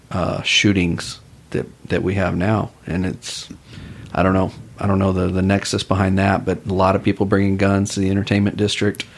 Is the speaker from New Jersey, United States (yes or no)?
no; Austin, Texas, United States; I'm from Austin originally